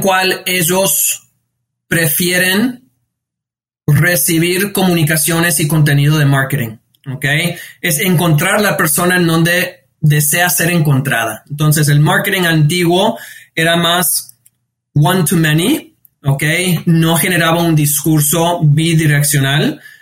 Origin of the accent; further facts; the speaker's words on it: New York, United States; yo, yo nací, me nací, crecí en, en New York de, padres eh, inmigrantes